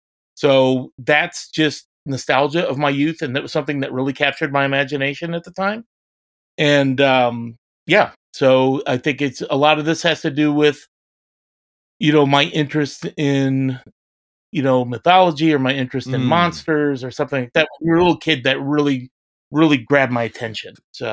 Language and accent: English; St. Louis, Missouri, United States; growing up in the St. Louis area, there was a local channel, Channel 11